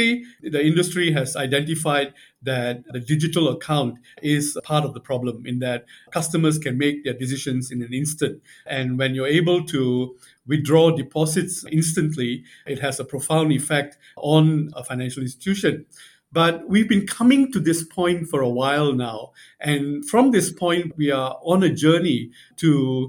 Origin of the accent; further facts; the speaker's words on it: Singapore; also born or lived in Beijing / New York; although I'm from Singapore, I'm hardly in Singapore